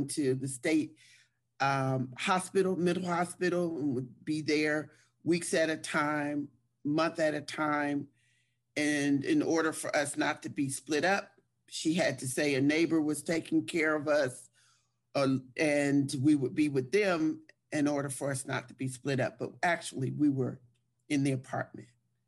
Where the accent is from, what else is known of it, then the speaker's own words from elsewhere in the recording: Trenton, New Jersey, United States; I was born and raised in Trenton, New Jersey